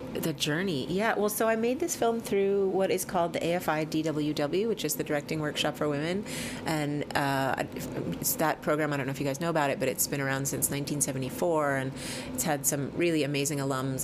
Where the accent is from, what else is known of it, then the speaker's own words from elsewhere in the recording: New Mexico, United States; I grew up in New Mexico, and I had a teepee in my backyard